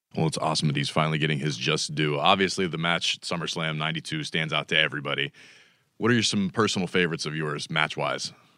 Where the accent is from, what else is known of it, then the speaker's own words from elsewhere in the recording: Pittsburgh, Pennsylvania, United States; I was definitely growing up in Pittsburgh at the time